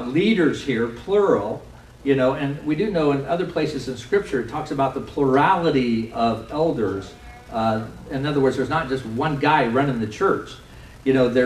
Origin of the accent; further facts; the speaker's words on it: United States; we're also American